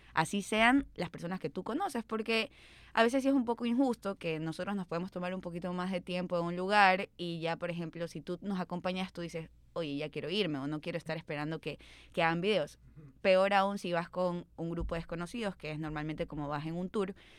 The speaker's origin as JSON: {"language": "Spanish", "town": "Guayaquil", "region": "Guayas", "country": "Ecuador", "said": "como guayaquileños"}